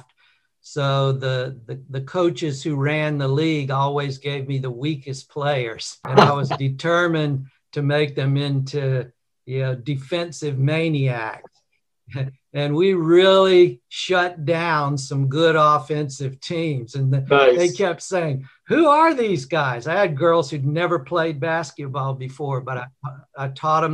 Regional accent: Mobile, Alabama, United States; also born or lived in Birmingham, Alabama; I was born in Birmingham, Alabama, grew up in Mobile along the Gulf Coast

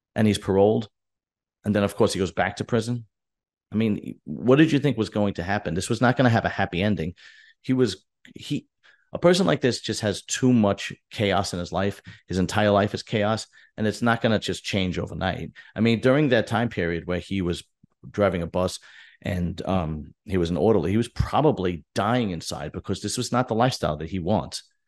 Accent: United States; we're, we're American or I'm American

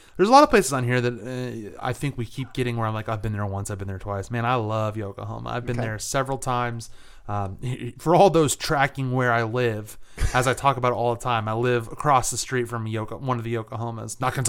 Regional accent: England, United Kingdom; I'm from England.

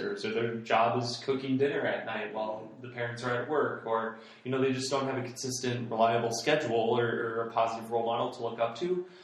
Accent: Central Iowa, United States; I grew up here in Central Iowa

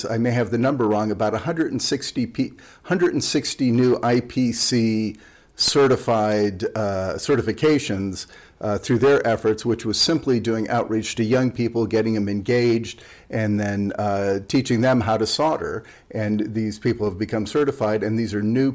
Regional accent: United States; as an American

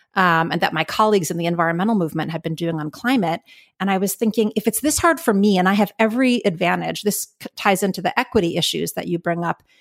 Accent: New York City, New York, United States; moved away as an adult; now in California, United States; I grew up in New York City, uh, born and raised in Manhattan

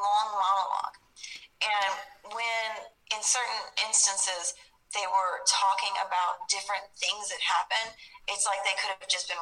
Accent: Texas, United States; I'm a Southern woman. I am from Texas. I'm sitting in Texas right now

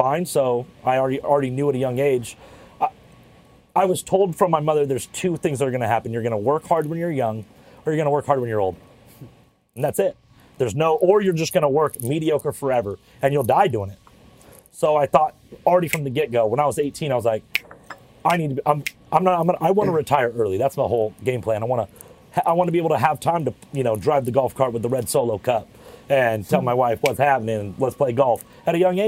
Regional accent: La Quinta, California, United States; I grew up in La Quinta, California

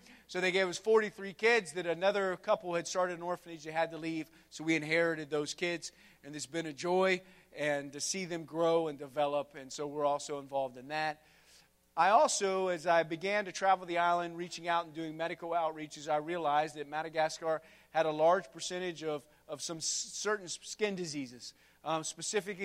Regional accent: West Virginia, United States; moved away as an adult; also born or lived in Burkina Faso; I was born and raised in Wallie Ford, West Virginia, a grand metropolis in the eastern panhandle.

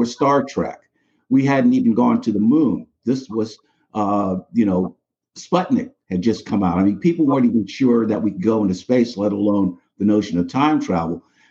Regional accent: New York City, New York, United States; moved away as an adult; now in Coventry, Connecticut, United States; I grew up in the Bronx, New York.

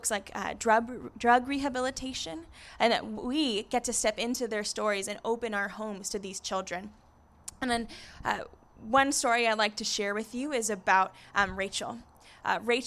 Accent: Encinitas, California, United States; now in Escondido, United States; I grew up in Encinitas, so coming to the coast feels like home

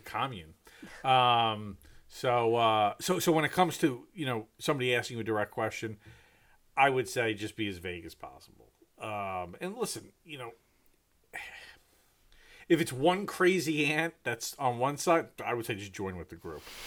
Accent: New York City area, United States; moved away; also born or lived in Manhattan, New York; having lived in, in Manhattan, growing up outside of Manhattan

